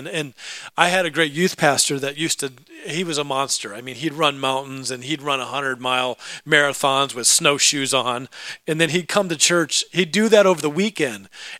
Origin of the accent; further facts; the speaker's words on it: Alaska, United States; also born or lived in California / Idaho / Oregon; I grew up in Alaska. And we lived in Alaska, and then we moved to California, and then we lived in Alaska, and then we moved out to Idaho and Oregon, and then back to Alaska